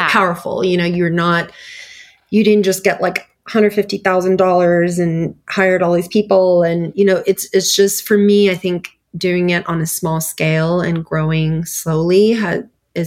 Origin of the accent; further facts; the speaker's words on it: United States; also born or lived in Istanbul, Turkey; I was 9 when I came here